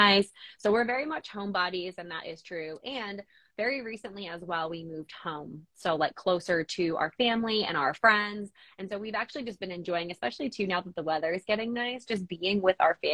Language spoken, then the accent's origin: English; New Jersey, United States; moved away as an adult; also born or lived in Colorado / Nashville, Tennessee; now in Eastern Pennsylvania, United States; So we grew up in New Jersey, my husband and I, both in, I would say like fairly populated areas